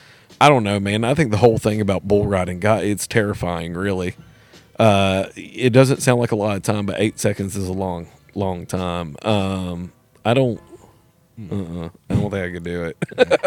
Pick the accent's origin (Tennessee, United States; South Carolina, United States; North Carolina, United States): Tennessee, United States; Nashville; I'm born and raised in Nashville, grew up here.